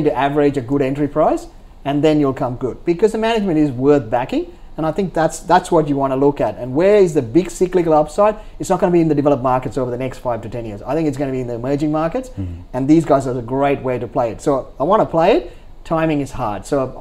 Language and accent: English; Sri Lanka; moved away; I'm from Sri Lanka